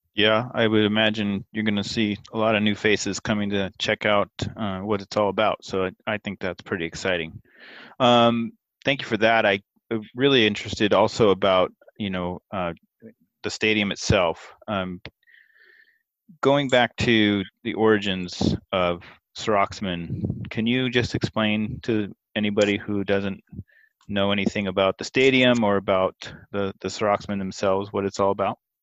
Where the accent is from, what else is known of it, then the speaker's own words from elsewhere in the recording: Portland, United States; Growing up in Portland